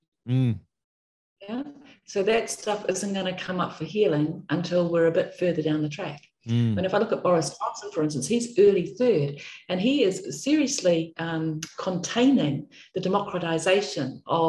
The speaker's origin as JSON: {"language": "English", "country": "New Zealand", "moved": "yes", "lives_now": "Australia", "said": "because I come from New Zealand, I've lived most of my life in Australia, I should say"}